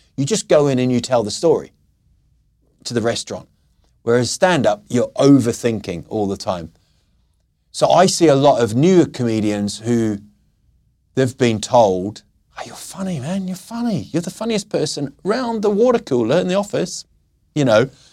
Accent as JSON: {"language": "English", "country": "New Zealand", "tie": "born or raised there", "also_born_or_lived": "England", "moved": "as an adult", "lives_now": "Sweden", "said": "I was born in England, I grew up in New Zealand, and I've sort of found this niche, I would say, of being the outsider in Sweden"}